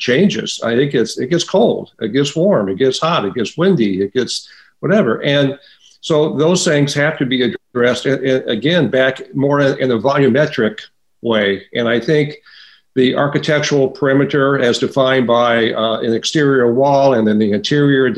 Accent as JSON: {"language": "English", "region": "Midwest", "country": "United States", "tie": "born or raised there", "moved": "yes", "said": "I grew up in the Midwest"}